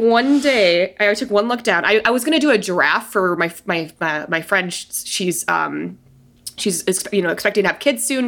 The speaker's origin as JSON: {"language": "English", "town": "Denver", "region": "Colorado", "country": "United States", "moved": "as an adult", "lives_now": "San Diego, United States", "said": "I've been in San Diego this long. I'm from Denver."}